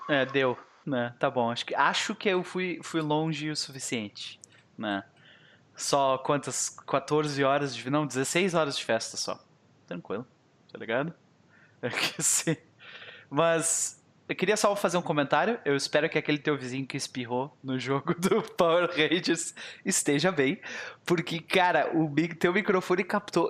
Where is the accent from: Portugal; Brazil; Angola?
Brazil; Rio Grande do Sul; eu sou gaúcho